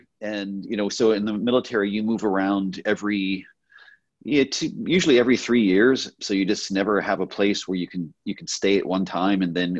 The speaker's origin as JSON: {"language": "English", "region": "Ohio", "country": "United States", "tie": "born there", "also_born_or_lived": "Texas", "lives_now": "California, United States", "said": "Born in Ohio, so I have Midwestern roots. Father was in the military, so moved around a lot. Spent a little time in Texas for undergrad and grad. And then I came to California"}